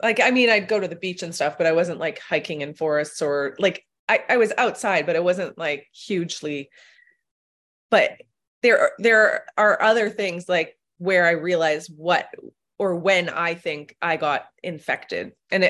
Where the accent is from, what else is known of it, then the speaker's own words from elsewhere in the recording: Toronto, Ontario, Canada; I grew up in Toronto. I finished Western